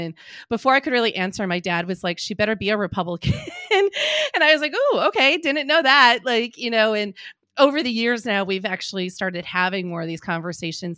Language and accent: English; Green Bay, Wisconsin, United States; also born or lived in Madison, Wisconsin; I grew up in Green Bay, Wisconsin